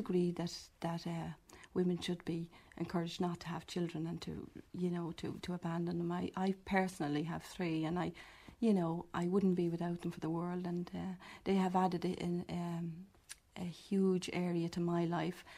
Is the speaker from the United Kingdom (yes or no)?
no; Dublin, Leinster, Ireland; I was born in Dublin, working-class family, left school at 14, kept house for about 2 years afterwards